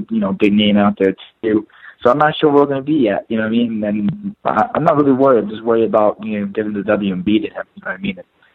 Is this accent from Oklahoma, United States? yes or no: no; Ramsey, New Jersey, United States; I'm born and raised from Jersey, Ramsey, New Jersey, Bergen County